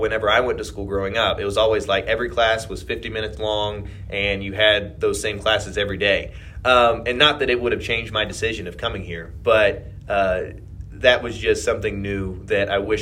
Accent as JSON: {"language": "English", "town": "Shelbyville", "region": "Kentucky", "country": "United States", "tie": "born or raised there", "also_born_or_lived": "Florida", "moved": "as an adult", "lives_now": "Salt Lake City, United States", "said": "I grew up in Kentucky, in Shelbyville outside of Louisville"}